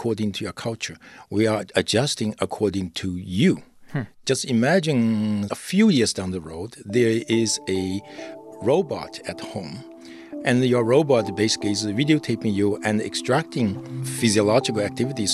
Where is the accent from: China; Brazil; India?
China; I grew up in China